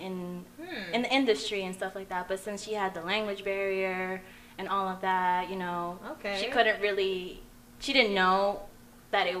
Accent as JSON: {"language": "English", "town": "Yonkers", "region": "New York", "country": "United States", "tie": "born or raised there", "said": "Yonkers, New York, born and raised in a Dominican household."}